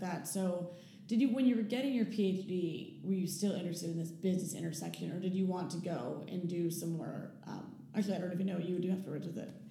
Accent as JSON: {"language": "English", "region": "New York", "country": "United States", "also_born_or_lived": "Silicon Valley / Chicago", "moved": "yes", "said": "I'm from New York"}